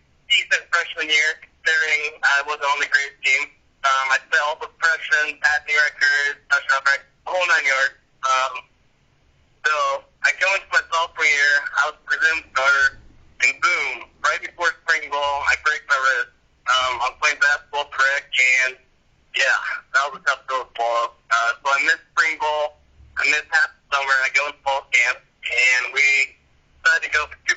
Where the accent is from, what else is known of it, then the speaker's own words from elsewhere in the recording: Kansas City, United States; also born or lived in Virginia; I'm born and raised in Kansas City.